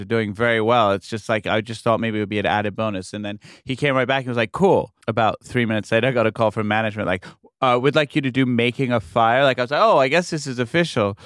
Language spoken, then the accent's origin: English; New York, United States; New York, well, just, it's my hometown